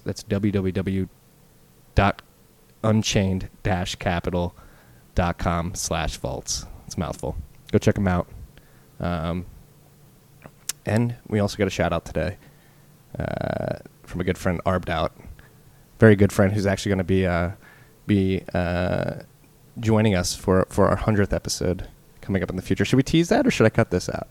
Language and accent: English; Philadelphia, Pennsylvania, United States; I am at least, from the Philadelphia area.